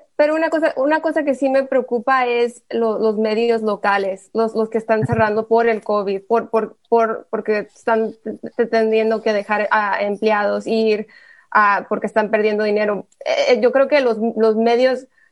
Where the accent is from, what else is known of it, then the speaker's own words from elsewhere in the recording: Texas, United States; mi, propia historia como latina, como tejana